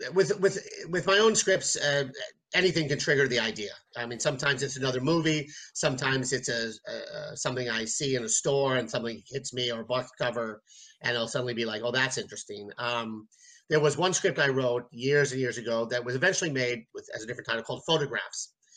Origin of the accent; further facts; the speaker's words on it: New York City, New York, United States; I'm from New York City.